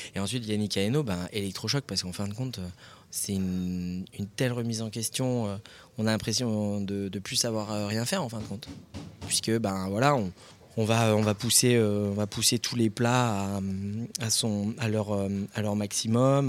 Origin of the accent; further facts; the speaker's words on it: Lorient, Brittany, France; moved away; also born or lived in Paris; je suis natif de Lorient. Enfin, plus exactement de l'Armor Plage.